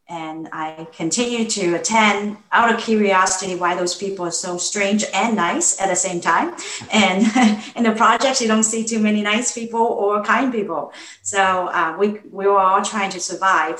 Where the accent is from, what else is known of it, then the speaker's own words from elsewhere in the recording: Hong Kong; moved away; I grew up in Hong Kong, and more specifically, not the Hong Kong that most people picture in their postcard. I grew up in a government housing project.